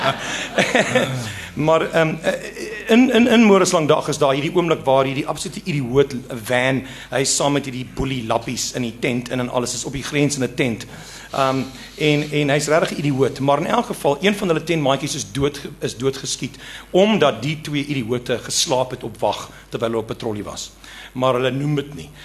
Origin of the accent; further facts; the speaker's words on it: Eastern Cape, South Africa; first language Afrikaans; moved away; ek kom van die Oos-Kaap waar ek groot geword